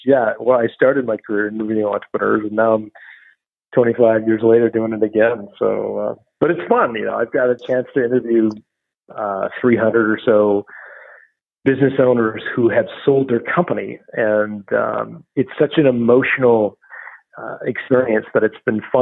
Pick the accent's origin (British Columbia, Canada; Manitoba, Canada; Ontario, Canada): Ontario, Canada; Toronto; also born or lived in Sudbury; my hometown of Toronto